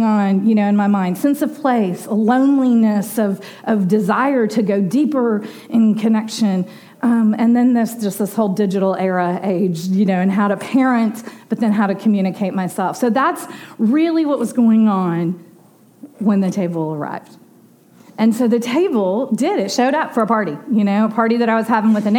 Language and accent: English; Dallas, Texas, United States; the street that we grew up on Desco in Dallas